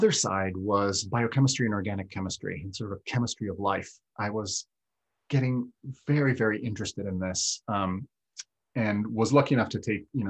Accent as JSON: {"language": "English", "country": "Italy", "tie": "born or raised there", "also_born_or_lived": "Kansas City", "moved": "yes", "lives_now": "Vermont, United States", "said": "I grew up in the Alps"}